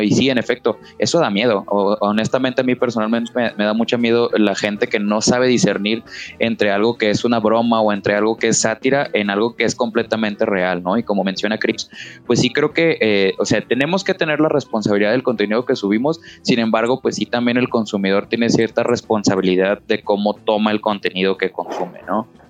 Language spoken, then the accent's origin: Spanish; Guadalajara, Jalisco, Mexico; alguien de provincia como nosotros, pues que yo soy de Guadalajara